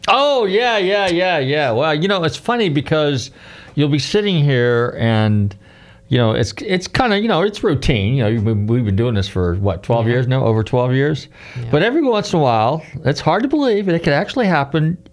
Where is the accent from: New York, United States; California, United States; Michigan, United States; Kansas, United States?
California, United States; Northern; I grew up in Northern California, so I'm from that area. So I, I grew up in the '60s